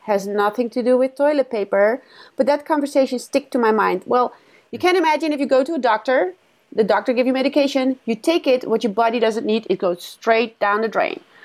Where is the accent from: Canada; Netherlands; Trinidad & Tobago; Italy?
Netherlands; moved away as an adult; now in Los Angeles, United States; I, I grew up in the Netherlands